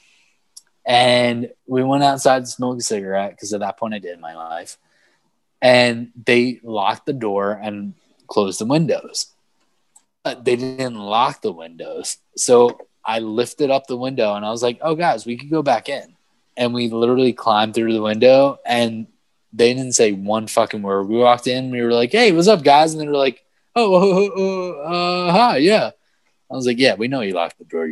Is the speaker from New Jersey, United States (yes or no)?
yes; Manalapan, New Jersey, United States; also born or lived in Brooklyn, New York; I grew up in Manalapan, New Jersey, after moving here from Brooklyn